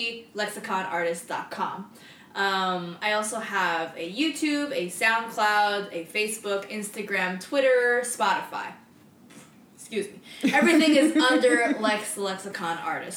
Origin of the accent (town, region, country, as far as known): Oakland, California, United States; born or raised there